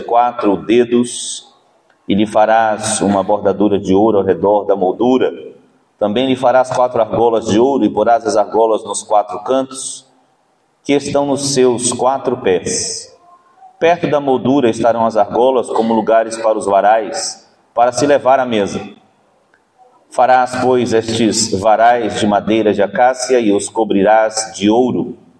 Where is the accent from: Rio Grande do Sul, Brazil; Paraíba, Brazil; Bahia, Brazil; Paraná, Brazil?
Bahia, Brazil; como um bom baiano